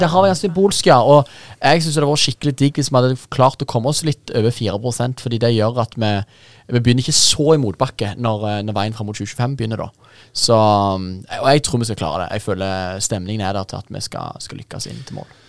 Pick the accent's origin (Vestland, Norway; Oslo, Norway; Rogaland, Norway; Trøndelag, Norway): Rogaland, Norway; Jæren; moved away; jeg er rogalending og jærbu.